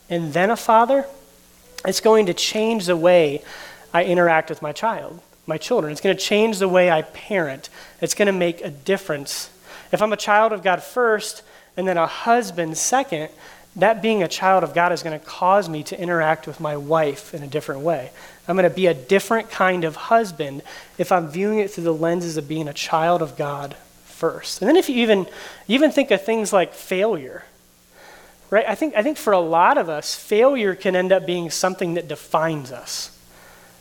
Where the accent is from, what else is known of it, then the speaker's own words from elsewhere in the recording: United States; I'm an American. That's a big thing. I was born in the United States